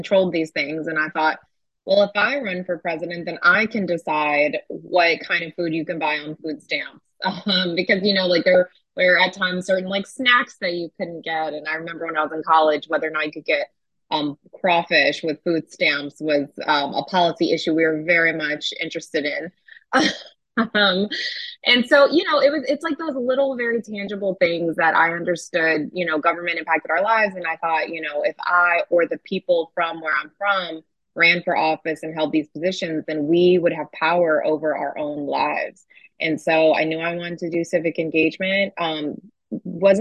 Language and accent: English; Fort Worth, Texas, United States; also born or lived in Shreveport, Louisiana; My family's from Shreveport, Louisiana. I was raised in Fort Worth, Texas, and I really split my time between the two.